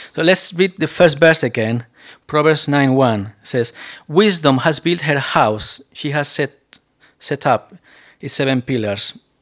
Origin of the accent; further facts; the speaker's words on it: Spain; accent: Spanish; English is a second language; moved away; my accent is still very Spanish accent